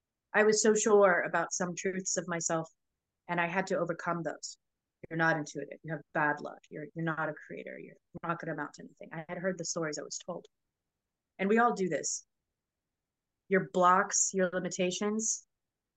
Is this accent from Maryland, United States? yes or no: no; Florida, United States; also born or lived in New Orleans; My family's from New Orleans, but I grew up in Florida, so it was always back and forth